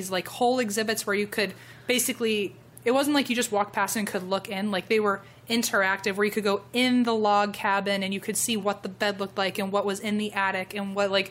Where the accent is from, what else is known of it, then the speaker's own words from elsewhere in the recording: Virginia, United States; moved away; I grew up in Virginia